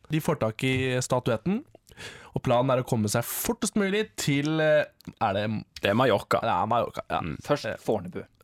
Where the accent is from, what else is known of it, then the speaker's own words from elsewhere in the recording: Bø, Telemark, Norway; Jeg er fra Bø i Telemark